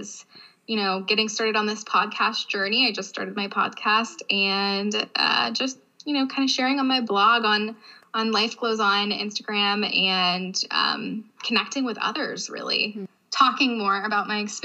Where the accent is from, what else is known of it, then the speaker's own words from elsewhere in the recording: Youngstown, Ohio, United States; moved away as an adult; I am from Northeast Ohio, a small suburb of Youngstown, Ohio